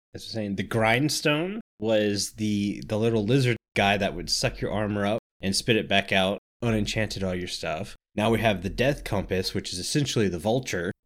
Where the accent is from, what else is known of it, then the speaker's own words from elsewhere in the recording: Florida, United States; I grew up in Florida